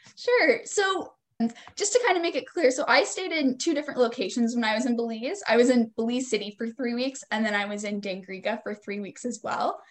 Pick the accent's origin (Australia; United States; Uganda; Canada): Canada; a little town just north of Toronto, near Aurora, Ontario; also born or lived in Kingston, Ontario; I'm from a little town um, just north of Toronto, um, kind of close to where Aurora is